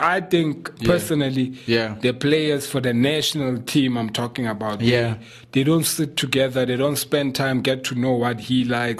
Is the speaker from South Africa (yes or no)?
yes; South Africa; I'm a South African, you know.